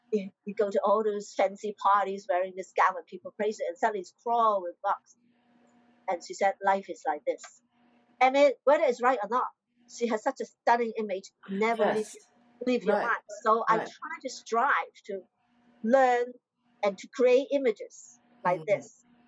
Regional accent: Hong Kong; English is a second language; I'm a Chinese from Hong Kong.

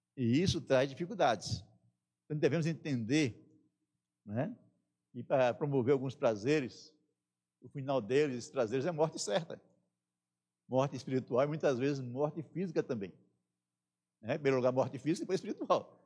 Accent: Northeast Region, Brazil; moved away; No Nordeste, na minha terra, a gente tinha mania de armar a rede

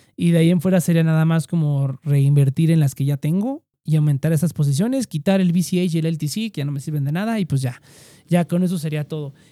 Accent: Mexico; como mexicanos

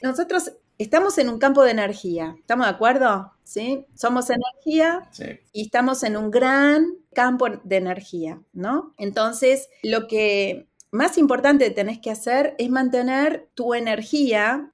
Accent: Argentina; Yo soy argentina

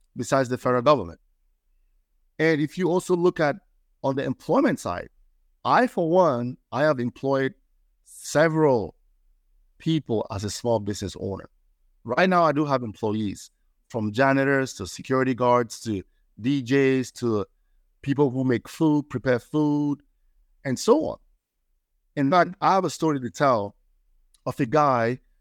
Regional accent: Cameroon; moved away as an adult; now in Maryland, United States; I'm from Cameroon, West Africa

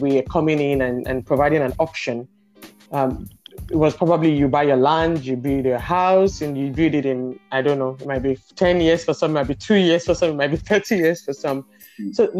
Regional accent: Nigeria; growing up in Nigeria

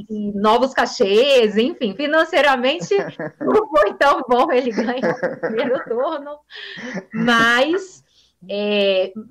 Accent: Brasília, Federal District, Brazil; Eu trabalhei em São Paulo, eu sou de Brasília, eu estou aqui em Brasília, mas eu trabalhei como modelo inicialmente em São Paulo, dos 14 aos 20 anos

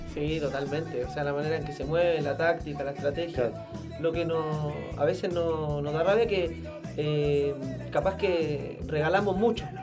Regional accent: San Fernando, O'Higgins, Chile; moved away as an adult; also born or lived in Valparaíso; now in Rosario, Argentina; de San Fernando, en la sexta región como para ubicarse un poco más, eh, como a horas de Santiago, hacia

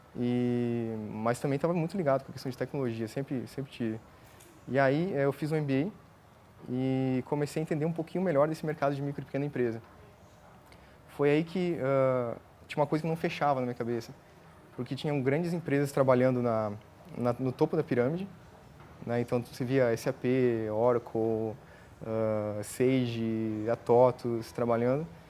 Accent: Rio Grande do Sul, Brazil; moved away as an adult; also born or lived in Joinville, Santa Catarina; Sou gaúcho, nasci no Rio Grande do Sul, e aí eu fui para estudar a ciência da computação em Joinville, Santa Catarina.

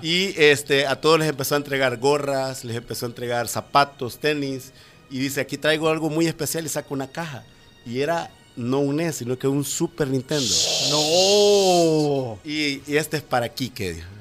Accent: El Salvador; en nuestro país apenas está en pleno eh, intento de desarrollo

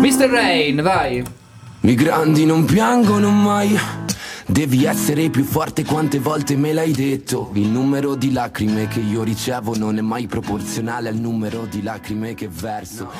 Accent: Italy

